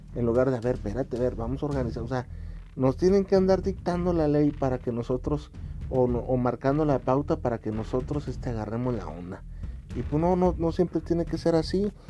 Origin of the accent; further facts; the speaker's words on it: Mexico; aquí en mi país